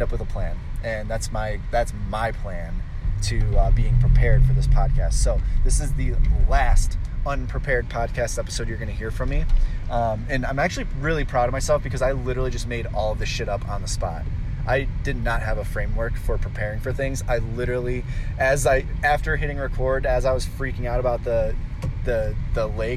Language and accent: English; Cleveland, Ohio, United States; I'm from Cleveland, Ohio